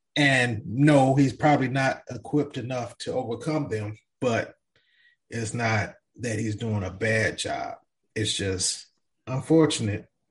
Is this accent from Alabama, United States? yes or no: no; Arkansas, United States; I'm from Arkansas